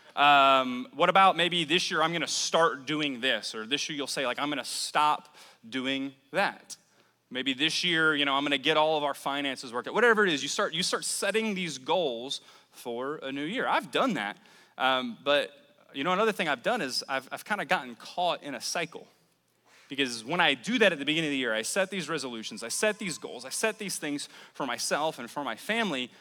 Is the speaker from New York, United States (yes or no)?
no; New Orleans, Louisiana, United States; moved away as an adult; now in Mobile, United States; I'm originally from New Orleans. I moved to the Mobile area about 10 years ago